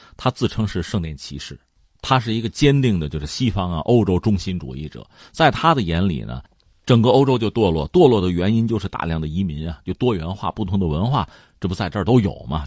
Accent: China; 作为一个中国人

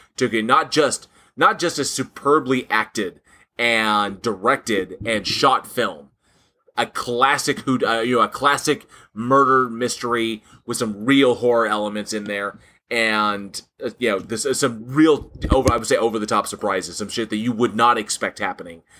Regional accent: Southern California, United States; when I grew up in Southern California

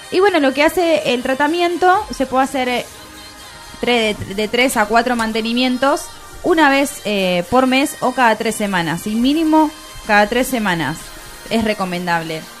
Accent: England, United Kingdom; Spanish is a second language; no, porque yo soy inglés. inglés.

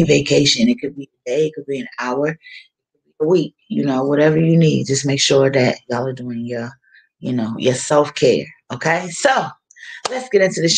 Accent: Wilmington, Delaware, United States; I'm from Wilmington, Delaware

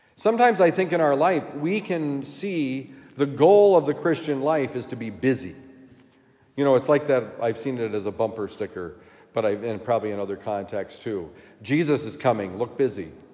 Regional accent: Vermont, United States; my home state of Vermont

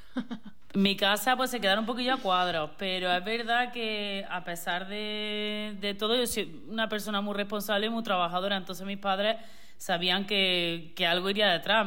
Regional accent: Córdoba, Andalusia, Spain; moved away as an adult; also born or lived in Switzerland; now in Torremolinos, Spain; Yo soy de Córdoba

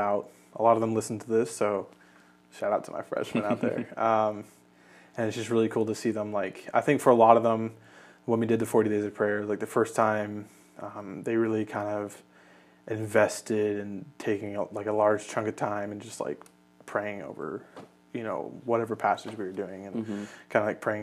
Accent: Kentucky, United States; also born or lived in Canada; I was born in Canada, but I've lived in Kentucky for most of my life

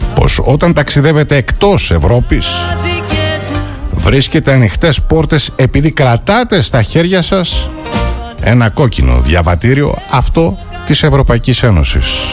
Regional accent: Greece; η χώρα μας

